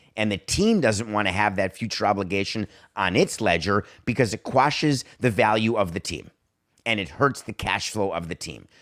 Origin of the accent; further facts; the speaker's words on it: Milwaukee, Wisconsin, United States; also born or lived in Madison; I was born in Milwaukee. I love the fact that I went to summer camp in Eagle River